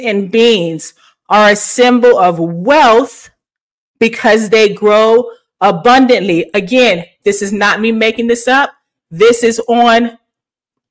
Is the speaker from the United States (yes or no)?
yes; the South, United States; moved away; I am a Southern girl. I am from the South